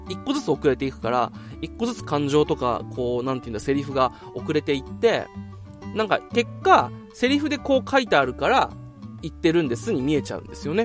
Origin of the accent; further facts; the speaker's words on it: Okinawa, Japan; moved away as an adult; also born or lived in Tokyo; もう東京から僕今地元沖縄に